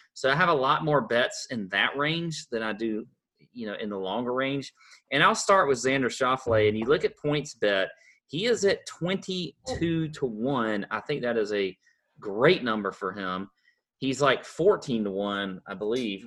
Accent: Augusta, Georgia, United States; we're from Augusta

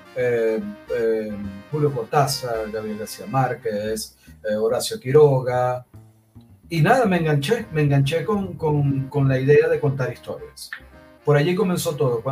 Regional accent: Maracaibo, Zulia, Venezuela; also born or lived in Havana, Cuba; como era del Zulia, como soy del Zulia, como soy maracucho

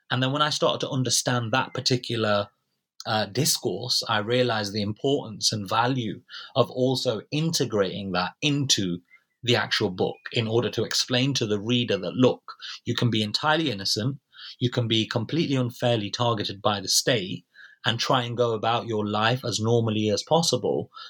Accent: United Kingdom; in the NHS, which of course as British citizens, we're all entitled to free of charge.

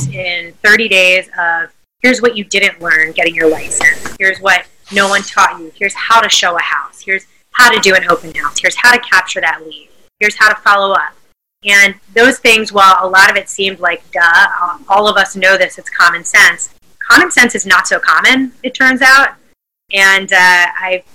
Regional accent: Philadelphia, Pennsylvania, United States; I'm from Philly, lived here my whole life.

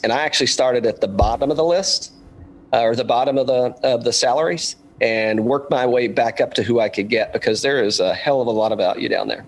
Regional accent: Tri-Cities area, Tennessee, United States; moved away; I'm I'm originally a Tennessee guy from the complete other end of the state. Uh, I'm I'm from uh, from the Tri Cities area, but um, so you know, and just growing up in Tennessee

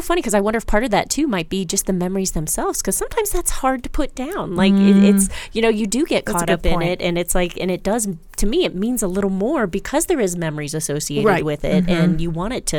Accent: Maryland, United States; moved away; I grew up in Maryland

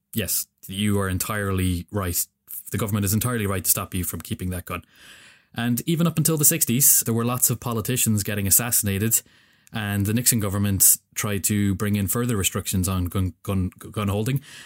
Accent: Ireland; I'm an Irish dude sitting in Ireland

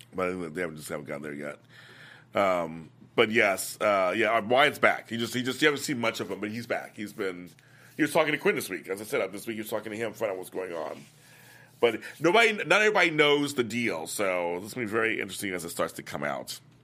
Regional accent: Inglewood, California, United States; my hometown, Inglewood, here in California, Los Angeles

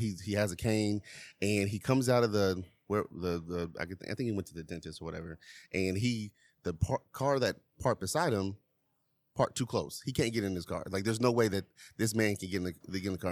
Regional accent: Charlotte, North Carolina, United States; I'm from Charlotte

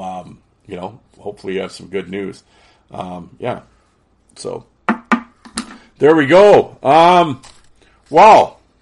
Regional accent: Canada; being Canadian

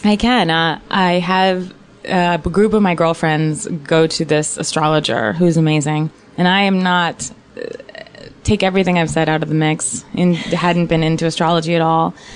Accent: Virginia, United States; I grew up in Virginia

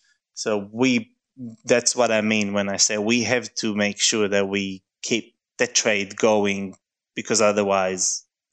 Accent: Mevaseret Zion, Jerusalem District, Israel; now in Melbourne, Australia; I was born in Jerusalem, but I grew up in Mvaseret, which is a small town next to Jerusalem.

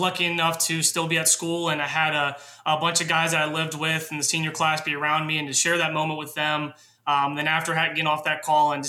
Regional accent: Raleigh, North Carolina, United States; growing up in Raleigh, North Carolina, obviously it's not, you know, the hotbed of lacrosse, but it's growing.

